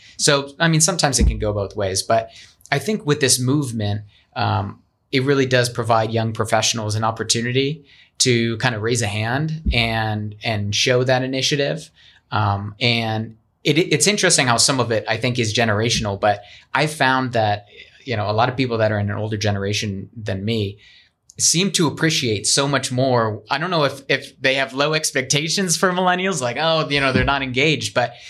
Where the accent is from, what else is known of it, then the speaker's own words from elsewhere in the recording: Pennsylvania, United States; now in Arizona, United States; I came from Pennsylvania. A lot of people come from other places.